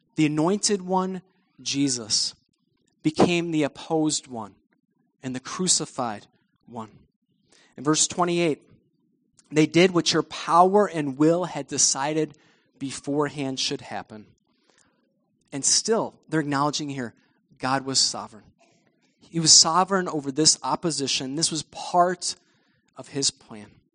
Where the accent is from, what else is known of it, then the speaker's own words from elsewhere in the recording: United States; us as American Christians.